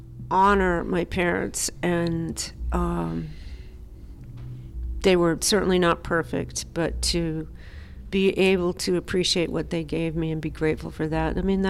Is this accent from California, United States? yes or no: yes; California, United States; also born or lived in Memphis / Nashville / New York City; Grew up in Southern California, moved back to Nashville, and then I've lived in New York City for 30 years.